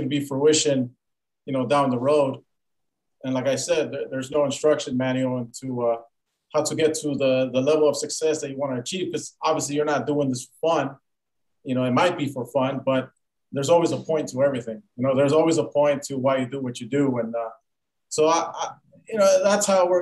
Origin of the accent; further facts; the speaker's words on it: Los Angeles, California, United States; moved away; I was born and raised in Pacoima.